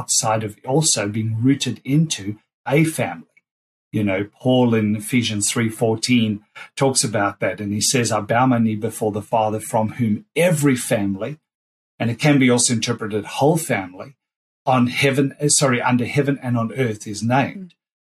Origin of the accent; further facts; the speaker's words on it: Australia; being Australian